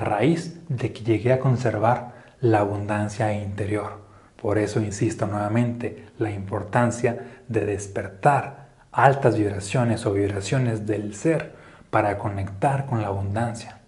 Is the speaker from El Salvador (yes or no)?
no; Mexico; now in Aguascalientes, Mexico; como un mexicano pienso